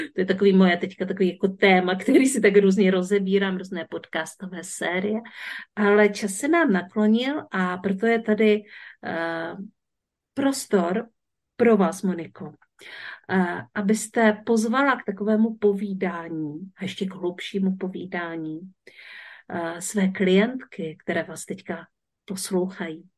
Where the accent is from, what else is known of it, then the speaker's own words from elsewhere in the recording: Březová, Czechia; já jsem z Březové